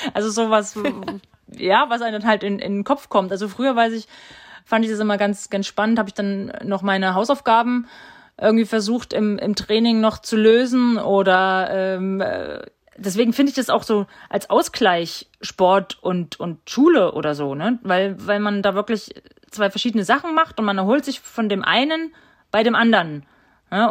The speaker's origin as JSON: {"language": "German", "town": "Steinbach-Hallenberg", "region": "Thuringia", "country": "Germany", "tie": "born or raised there", "said": "Ich war kurz weg und ich bin wieder zurückgekommen, weil es mir hier einfach gefällt, weil mir meine Familie wichtig ist und, und weil ich mich hier einfach wohlfühle ja, und weil es meine Heimat ist"}